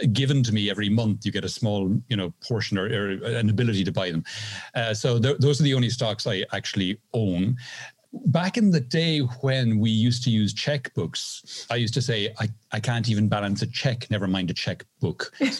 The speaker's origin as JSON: {"language": "English", "country": "Ireland", "moved": "yes", "lives_now": "Seville, Spain", "said": "I am originally Irish, now living in the south of Spain, just outside Seville"}